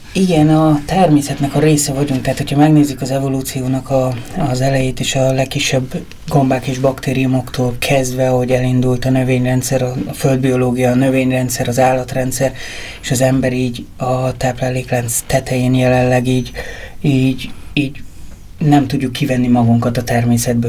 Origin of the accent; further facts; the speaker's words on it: Ózd, Borsod-Abaúj-Zemplén, Hungary; moved away as an adult; also born or lived in Budapest; én Ózról származom